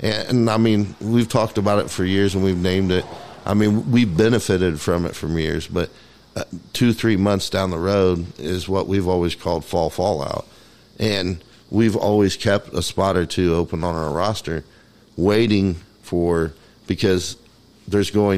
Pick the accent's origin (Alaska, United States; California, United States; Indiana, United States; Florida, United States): Indiana, United States